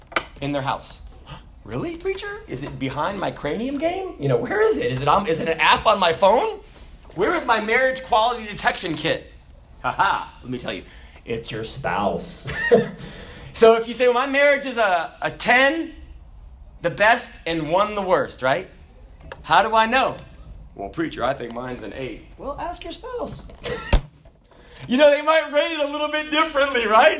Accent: the South, United States; we're from the South

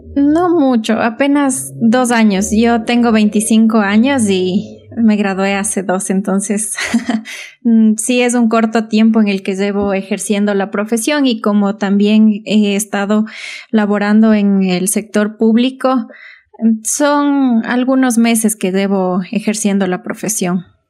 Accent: Imbabura, Ecuador; also born or lived in Otavalo (Valle del Amanecer) / Ibarra; tengo un recorrido por, por algunos cantones de Imbabura. Estudié aquí en la escuela, en la Santa Luisa de Marillac, Luego me fui al Valle del Amanecer a estudiar el colegio

